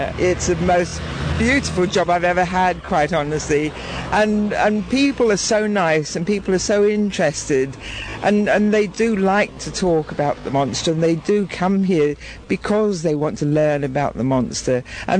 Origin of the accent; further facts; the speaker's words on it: London, United Kingdom; moved away as an adult; now in Scotland, United Kingdom; which is one of the very old Scottish names. But no, I'm not a Scot. I'm actually a Londoner. But this is my home, and it has been for about half my life.